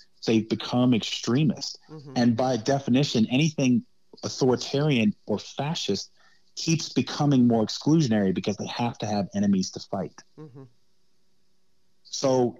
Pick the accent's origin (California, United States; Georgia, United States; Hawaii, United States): Hawaii, United States; I came up in the church when I grew up in Hawaii when I was a kid, from about 6 to 11 years old. I went to church in Hawaii.